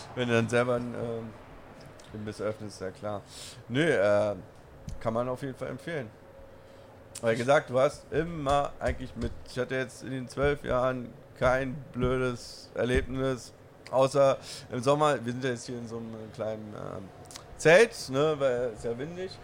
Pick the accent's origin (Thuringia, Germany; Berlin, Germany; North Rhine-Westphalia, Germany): Berlin, Germany